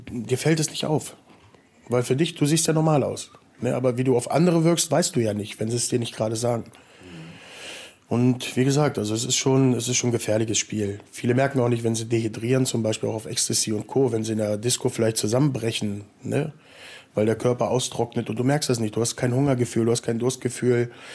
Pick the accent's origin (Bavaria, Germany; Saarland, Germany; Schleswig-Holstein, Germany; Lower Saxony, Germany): Lower Saxony, Germany; Salzgitter; Ja, hier Salzgitter-Umgebung, also aus so einem kleinen Kuhkaff.